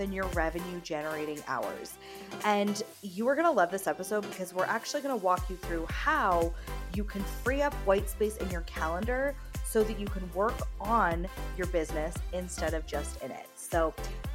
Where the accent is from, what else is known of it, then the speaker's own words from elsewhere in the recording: England, United Kingdom; I'm from England